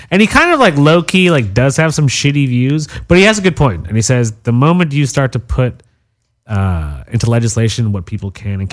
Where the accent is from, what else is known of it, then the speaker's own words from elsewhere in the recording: Westchester, New York, United States; accent: New York; moved away as an adult; now in Los Angeles, United States; we grew up in Westchester